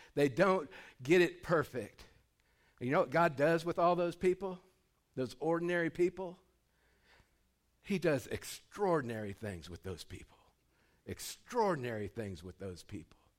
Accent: Dustin Acres, California, United States; moved away; I grew up in Dustin Acres, California

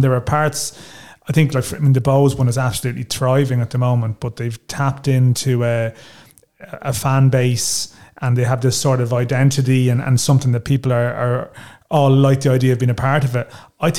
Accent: Louth, Leinster, Ireland; I know from growing up in Louth

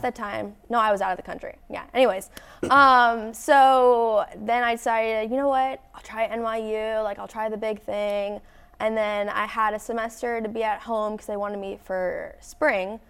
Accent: Florida, United States; moved away as an adult; now in Knoxville, United States; I'm from Florida

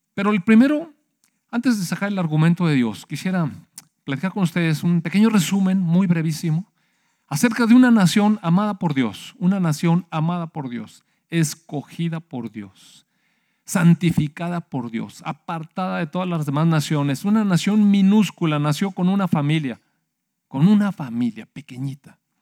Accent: Mexico; Sí somos mexicanos y sí tenemos este, pues, patriotismo

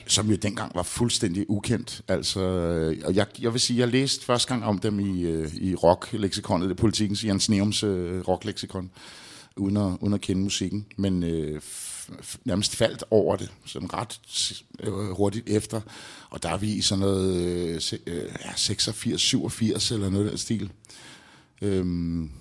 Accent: Albertslund, Capital Region of Denmark, Denmark; ude i Albertslund, hvor jeg voksede op

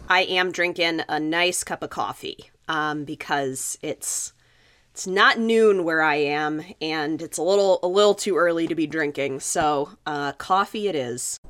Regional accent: Los Alamos, New Mexico, United States; my hometown is Los Alamos, New Mexico

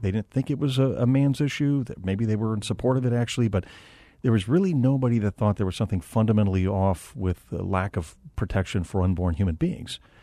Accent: Phoenix, Arizona, United States; I'm from Phoenix, um, multi-generational family here in Arizona going back to nineteen oh six

